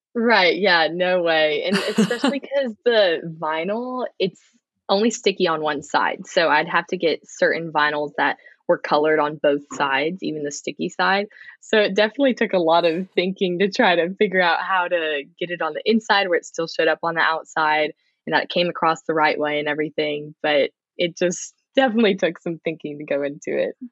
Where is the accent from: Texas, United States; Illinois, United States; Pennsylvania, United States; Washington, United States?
Texas, United States; Frisco; moved away as an adult; also born or lived in Plano, Texas; I'm from Frisco, Texas. It's kind of in the Dallas area. Um, I was born in Plano, which, but I've always just been in the Dallas suburb area.